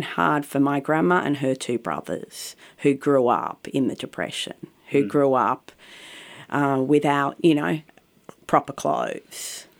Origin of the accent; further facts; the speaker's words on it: Bondi Junction, New South Wales, Australia; In Bondi Junction.